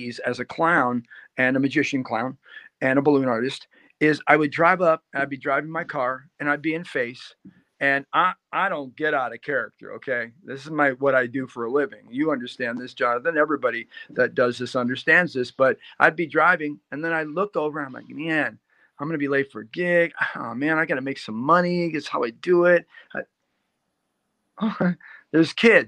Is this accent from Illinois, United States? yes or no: yes; Chicago, Illinois, United States; I grew up in the South Side of Chicago